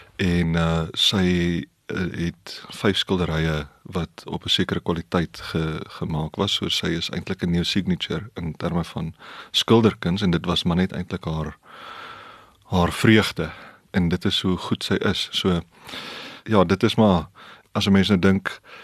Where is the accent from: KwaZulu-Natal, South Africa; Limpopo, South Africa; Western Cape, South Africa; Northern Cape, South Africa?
Limpopo, South Africa; Polokwane; ons het in Pietersburg groot geword